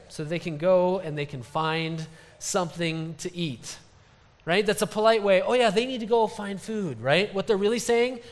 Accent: Story City, Iowa, United States; I worked at a camp just up the road near my hometown, Story City, Iowa

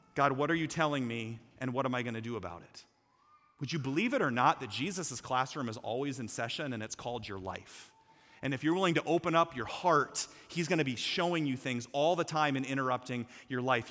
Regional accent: Story City, Iowa, United States; I grew up in Story City, small town up in north central Iowa

